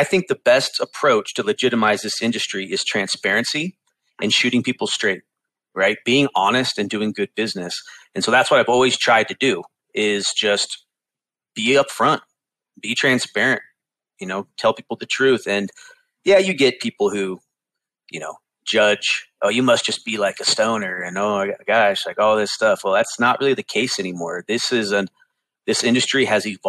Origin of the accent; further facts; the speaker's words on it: Bay Area, California, United States; I'm from the Bay Area, California